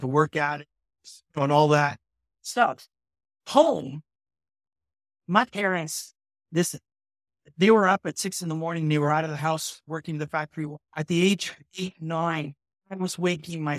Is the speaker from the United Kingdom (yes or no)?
no; Toronto, Ontario, Canada; I came from Jane and Finch, which was a social experiment on Canadian multicultural politics